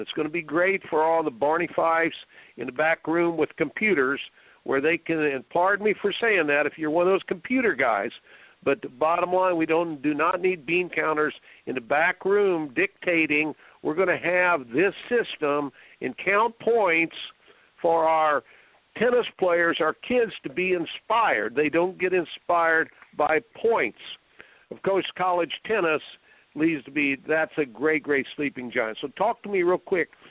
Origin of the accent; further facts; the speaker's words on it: Indiana, United States; I grew up in Indiana